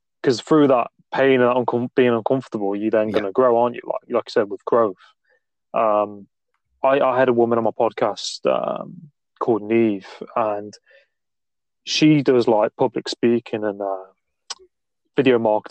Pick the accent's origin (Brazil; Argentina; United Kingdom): United Kingdom; Nottingham, East Midlands; accent: Midlands; I'm from Nottingham, not too far from Stoke-on-Trent